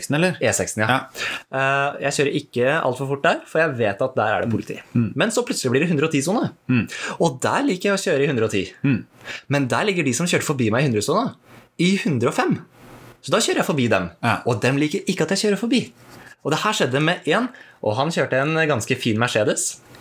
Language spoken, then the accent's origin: Norwegian; Norway; Vi bor i Norge, vi er nordmenn